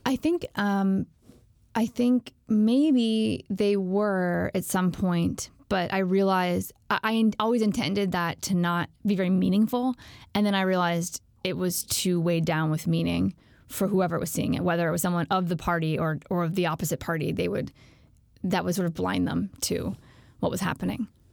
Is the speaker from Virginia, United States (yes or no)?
yes; Alexandria, Virginia, United States; I'm from Alexandria, Virginia, which is a suburb right outside D C.